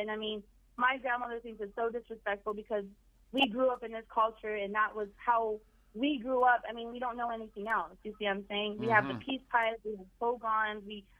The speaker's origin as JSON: {"language": "English", "region": "New Mexico", "country": "United States", "said": "I'm from New Mexico"}